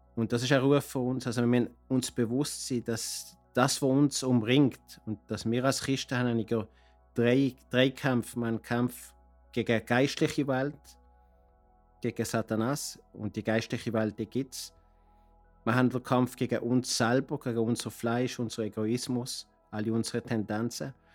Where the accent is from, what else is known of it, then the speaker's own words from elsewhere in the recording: Basel, Basel-Stadt, Switzerland; moved away as an adult; now in Cartagena, Colombia; ich komme aus Basel, lebe aber seit 30 Jahren in Kolumbien, in Cartagena